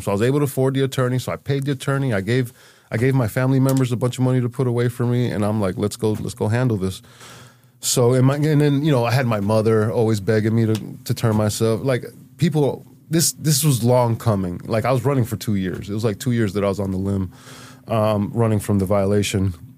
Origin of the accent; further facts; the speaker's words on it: Miami, Florida, United States; moved away as an adult; now in Holyoke, United States; I'm from Miami and I'm able to stay in Miami